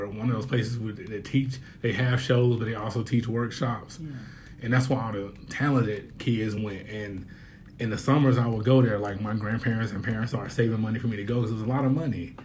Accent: Winston-Salem, North Carolina, United States; my hometown in Winston-Salem

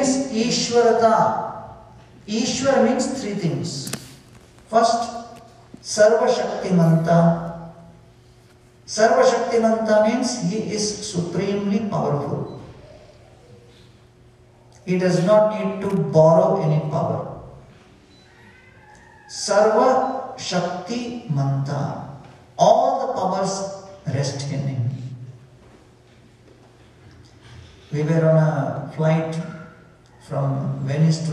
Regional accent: India; We are from India

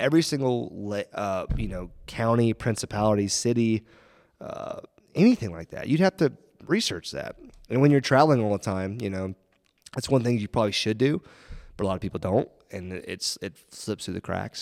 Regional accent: Florida, United States; I'm from Florida

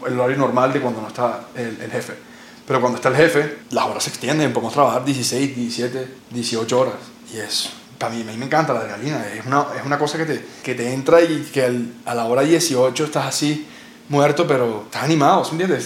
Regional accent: Colombia; moved away as an adult; also born or lived in Barcelona; tantas cosas lindas que tenemos en este país

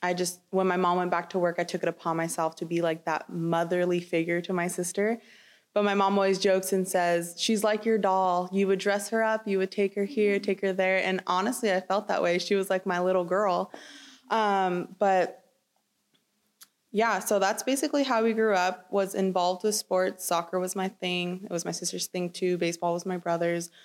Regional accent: Chino Hills, California, United States; I grew up in Chino Hills

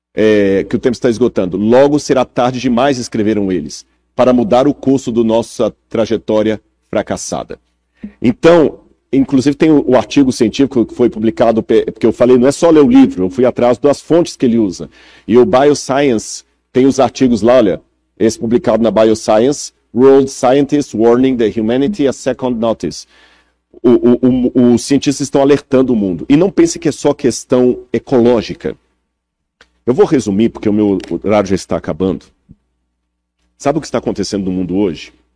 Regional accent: Minas Gerais, Brazil; Como mineiro

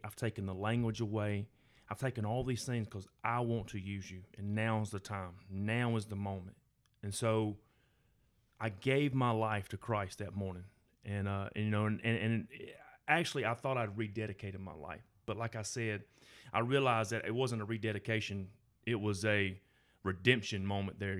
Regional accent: Gardendale First Baptist, Alabama, United States; I grew up in Garnell First Baptist

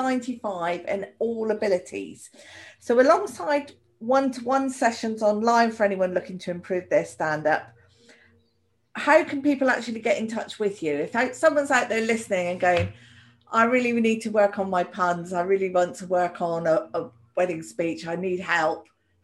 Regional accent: Plymouth, South West England, United Kingdom; I'm from Plymouth, so it's Plymouth Argyle for me

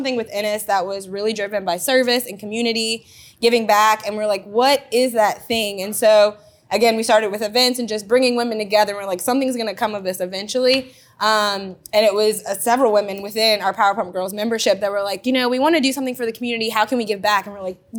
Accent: Lafayette, Louisiana, United States; moved away as an adult; now in Baton Rouge, United States; I'm originally from Lafayette, Louisiana. Moved to Baton Rouge in 2011 to go to LSU

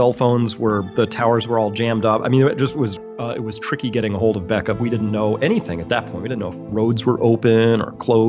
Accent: Mansfield Center, Connecticut, United States; I grew up in Mansfield Center, Connecticut, which is near Storrs, Connecticut, so kind of rural.

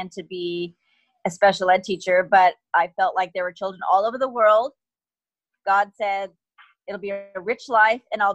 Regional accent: United States; moved away as an adult; also born or lived in California / Washington; I grew up in California and Washington State

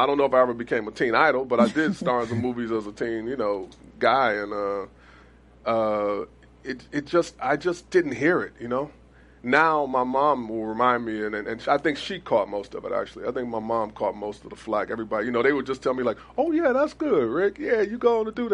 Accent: Cleveland, Ohio, United States; I was from Cleveland

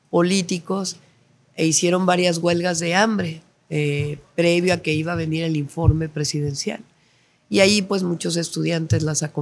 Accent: State of Mexico, Mexico; crecí ahí en Echegaray. Y luego después nos mudamos a Coyoacán, en la Ciudad de México, y luego ya eh, soltera me fui a vivir a Tlalpan, donde vivo desde hace ya

